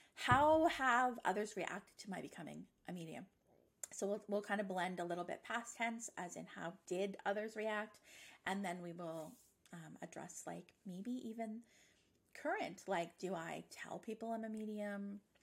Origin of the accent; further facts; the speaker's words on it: Nova Scotia, Canada; moved away as an adult; now in Ontario, Canada; I'm from Nova Scotia, but I've been living in Ontario for 10 years this summer.